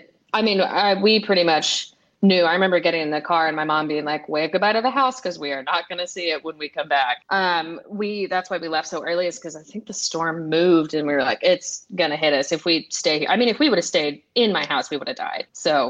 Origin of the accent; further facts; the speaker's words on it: the South, United States; I would say that coming from the perspective of someone who's grown up here, it's very much community oriented. Everyone will make you feel welcome.